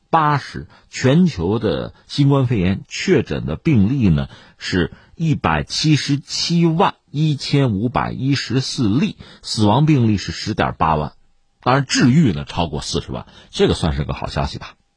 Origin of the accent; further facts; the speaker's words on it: China; 我们中国人